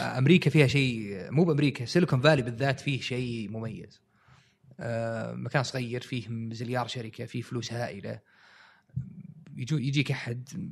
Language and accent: Arabic; Saudi Arabia; عندنا في السعودية